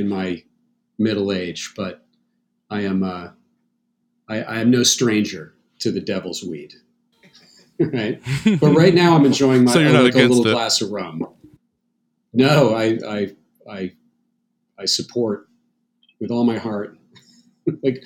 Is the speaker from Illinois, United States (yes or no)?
no; New Hampshire, United States; I grew up in New Hampshire